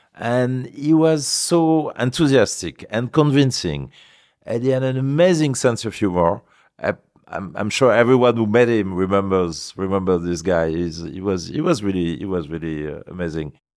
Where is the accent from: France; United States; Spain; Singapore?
France; Paris, Île-de-France; also born or lived in Chamonix, Savoie; I was born in Paris. My family was living in Paris